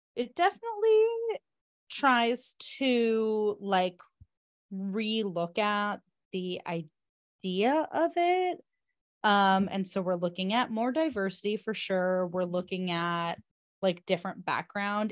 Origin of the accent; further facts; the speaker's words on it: Southern California, United States; also born or lived in outside New York; now in New York, United States; I grew up in Southern California and now I live in, outside of New York